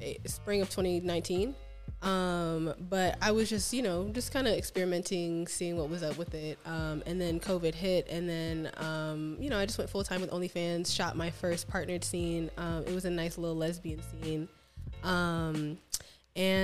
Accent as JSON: {"language": "English", "town": "Baltimore", "region": "Maryland", "country": "United States", "also_born_or_lived": "Florida", "moved": "yes", "lives_now": "Las Vegas, United States", "said": "I'm from Baltimore."}